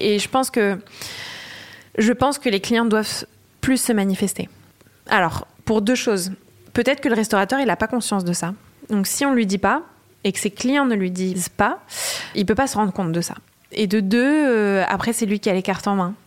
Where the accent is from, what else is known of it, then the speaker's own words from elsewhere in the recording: Le Havre, Normandy, France; now in Paris, France; Je viens d'une ville euh, de Normandie, comme tu disais, qui s'appelle Le Havre